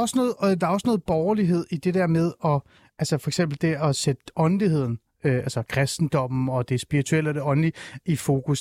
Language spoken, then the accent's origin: Danish; Aarhus, Central Denmark Region, Denmark; jeg er fra Aarhus